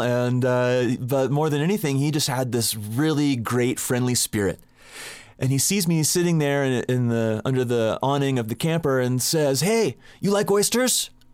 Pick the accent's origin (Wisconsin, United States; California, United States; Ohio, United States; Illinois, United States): California, United States; Southern; I grew up in Southern California and I'm a surfer